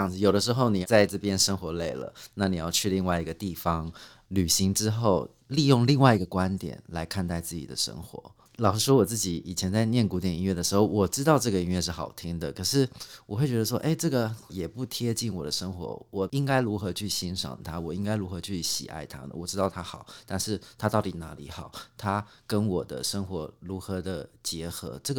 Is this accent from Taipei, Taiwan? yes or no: no; Yancheng, Kaohsiung, Taiwan; 》就是我童年的一首歌，因为我在那里长大的。